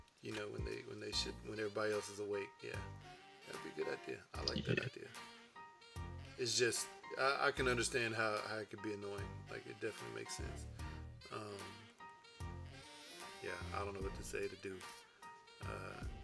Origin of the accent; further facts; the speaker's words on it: Houston, Texas, United States; now in Utah, United States; I grew up in Houston, Texas.